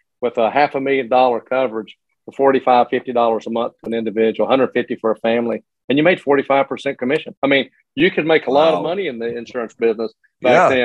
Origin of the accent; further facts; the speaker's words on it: Morristown, Tennessee, United States; I grew up in Morristown, Tennessee, well, a little little community outside of Morristown